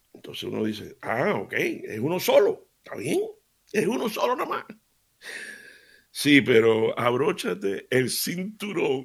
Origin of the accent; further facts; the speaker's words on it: Seville, Andalusia, Spain; yo me crié en Sevilla